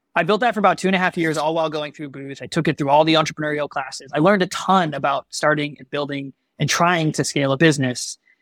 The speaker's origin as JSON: {"language": "English", "town": "Chicago", "region": "Illinois", "country": "United States", "tie": "born or raised there", "said": "I'm born and raised in Chicagoland."}